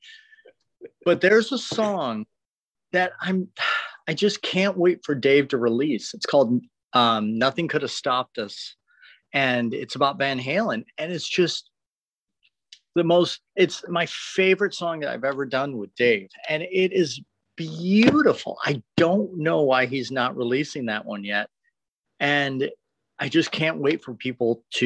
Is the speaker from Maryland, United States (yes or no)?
no; Detroit, Michigan, United States; now in Los Angeles, United States; it was a great place to grow up